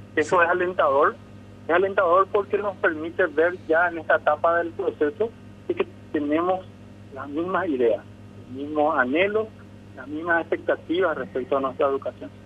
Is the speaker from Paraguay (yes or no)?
yes; Paraguay